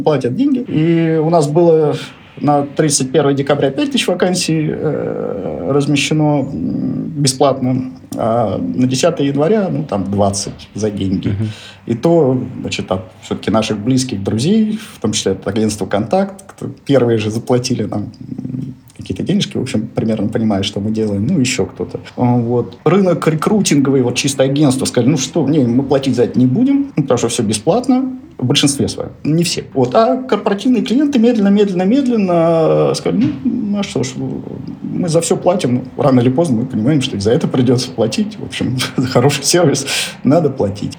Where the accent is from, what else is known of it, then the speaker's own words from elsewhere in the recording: Nizhny Novgorod, Nizhny Novgorod Oblast, Russia; moved away as an adult; Родился я в Нижнем Новгороде. Трудовую карьеру начал токарем на заводе «Гидромаш» в Нижнем Новгороде